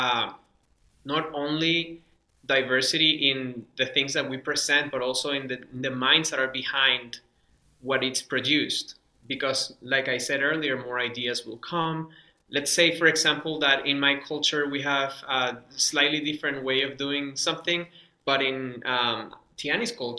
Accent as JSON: {"language": "English", "town": "Caracas", "region": "Capital District", "country": "Venezuela", "tie": "born or raised there", "first_language": "Spanish", "second_language": "English", "moved": "yes", "said": "I grew up in Venezuela, in Caracas, Venezuela"}